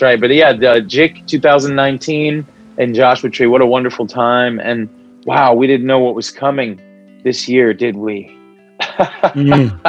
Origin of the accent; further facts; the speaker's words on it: Palestine; first language Arabic; English is a second language; I'm a Palestinian man, galactic heart, and here meeting with you. I just expressed in Arabic in my native tongue